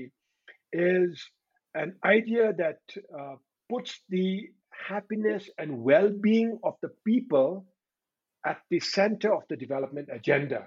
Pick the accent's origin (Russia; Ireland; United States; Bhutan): Bhutan; I'm from Bhutan.